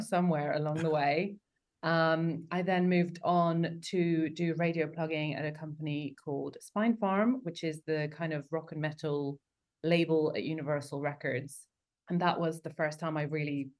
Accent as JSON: {"language": "English", "region": "London", "country": "United Kingdom", "tie": "born or raised there", "said": "I grew up in London going to gigs in Camden"}